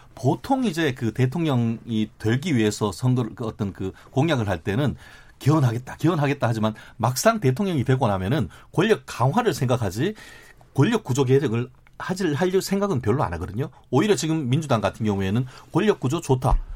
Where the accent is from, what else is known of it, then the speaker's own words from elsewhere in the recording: Daegu, South Korea; moved away; also born or lived in Gwangju; 저는 개인적으로 고향이 대구입니다만